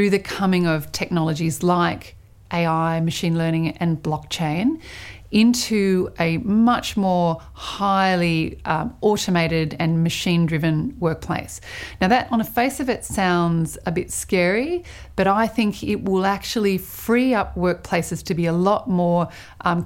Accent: Sydney, New South Wales, Australia; also born or lived in New York; I am from Sydney, but I work between New York and Australia

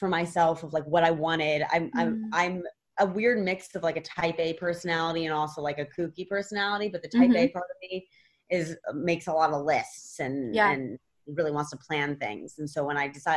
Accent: New York, United States; I grew up in New York

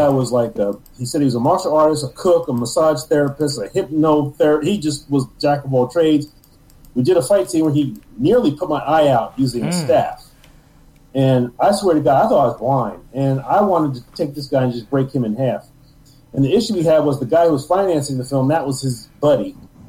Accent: New York, United States; And I'm from New York, so I don't trust anybody.

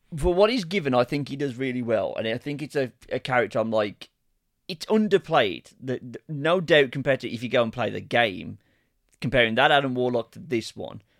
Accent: Birmingham, West Midlands, United Kingdom; accent: Ozzy Osbourne's (Brummie); even though it's my accent

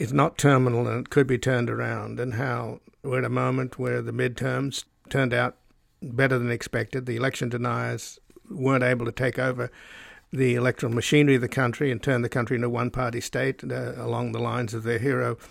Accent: Australia; now in United States; I was born in Australia, so I'm a descendant from convicts.

